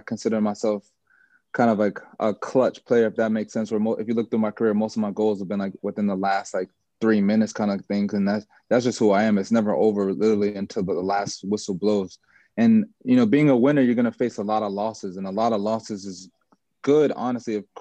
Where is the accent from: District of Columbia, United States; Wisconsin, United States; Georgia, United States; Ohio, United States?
District of Columbia, United States; Washington; also born or lived in Olney, Maryland / Jamaica (ancestry); now in Charlotte, United States; I'm from DC